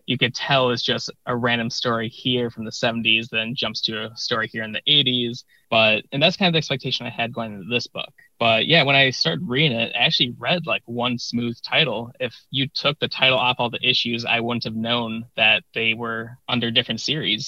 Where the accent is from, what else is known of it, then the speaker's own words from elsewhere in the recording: Chicago, Illinois, United States; I am from the Chicago area